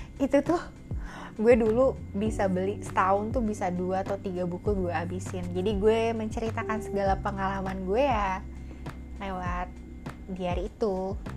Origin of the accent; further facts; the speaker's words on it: Jakarta, Indonesia; Gue lahir di Jakarta.